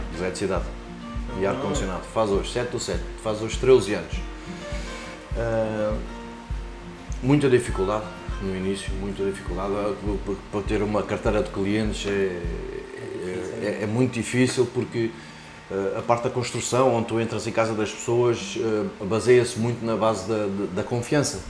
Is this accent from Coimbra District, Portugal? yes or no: no; Lisbon, Portugal; moved away as an adult; now in Margem Sul (Corroios), Portugal; venho de Lisboa, Sim. onde nasci